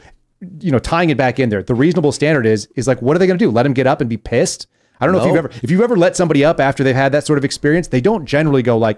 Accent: Texas, United States; So that's also terrifying because I grew up in Texas.

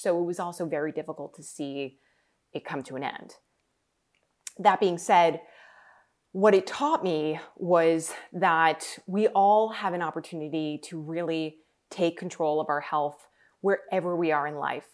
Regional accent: New York, United States; I grew up in New York

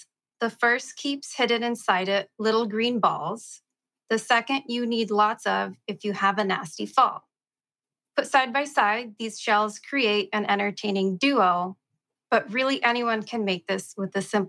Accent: Portland, Oregon, United States; I'm from Portland and I don't drink any coffee, even though I'm from Portland.

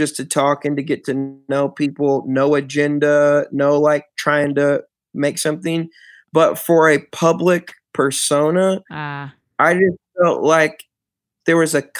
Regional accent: Michigan, United States; moved away as an adult; now in Houston, United States; then the Detroit Pistons because I'm from Michigan.

